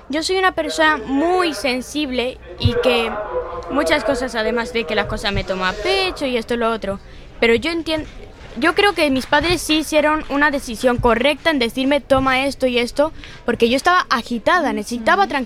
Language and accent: Spanish; Galicia, Spain; also born or lived in Tenerife / Cuba; Antes yo vivía en Cuba. Yo nací en Tenerife, pero me criaron en Cuba hasta los cinco años. Y con cinco años me trajeron aquí a Galicia.